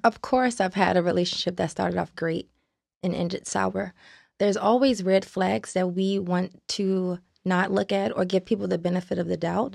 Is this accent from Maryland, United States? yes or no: yes; Baltimore, Maryland, United States; I'm from Baltimore, Maryland